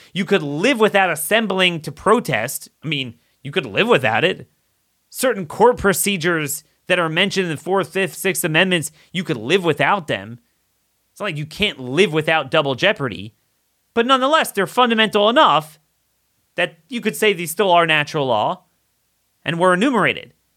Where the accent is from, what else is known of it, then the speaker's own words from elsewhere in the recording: Maryland, United States; my home state of Maryland